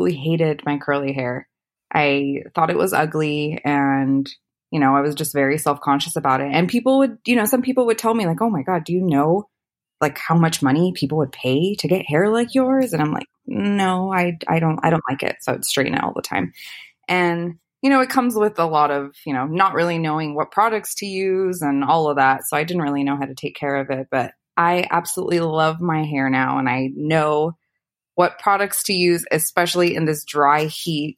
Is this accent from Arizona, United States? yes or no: yes; Arizona, United States; moved away as an adult; also born or lived in California; now in Las Vegas, United States; I was born in California, but raised in Arizona. And I grew up there, went to college there